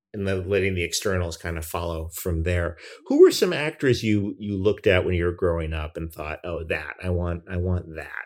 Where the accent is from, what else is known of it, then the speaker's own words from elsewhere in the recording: New York, United States; growing up in New York